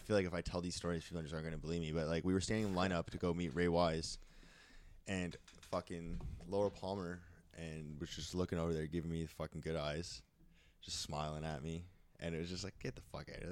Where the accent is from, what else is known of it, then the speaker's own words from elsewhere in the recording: Canada; as a Canadian